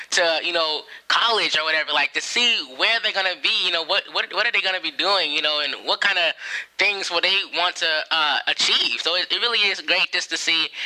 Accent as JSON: {"language": "English", "town": "San Diego", "region": "California", "country": "United States", "said": "I'm from San Diego."}